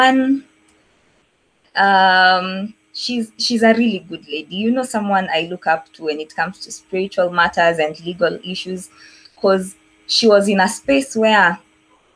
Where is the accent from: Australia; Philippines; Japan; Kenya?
Kenya; Nairobi; also born or lived in Eldoret; I was born in Makadara maternity, raised in Kariobangi for most of my life. So yeah, mtoto wa Islando